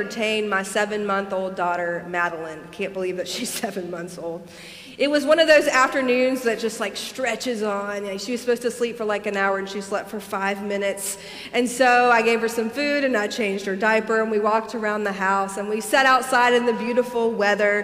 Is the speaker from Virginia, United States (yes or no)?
no; Alabama, United States; moved away; growing up in Alabama